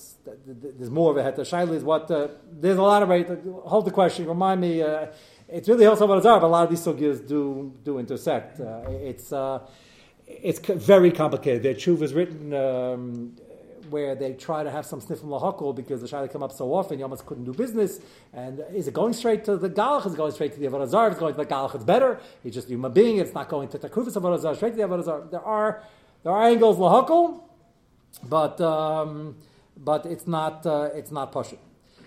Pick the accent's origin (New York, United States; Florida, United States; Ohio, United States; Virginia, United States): New York, United States; I'm New York